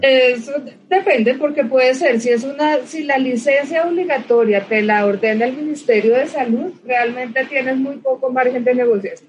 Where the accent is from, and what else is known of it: Colombia